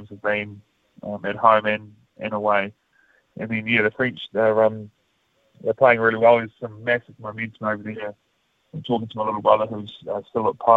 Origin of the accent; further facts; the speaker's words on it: Manawatū-Whanganui, New Zealand; growing up in the Manawatu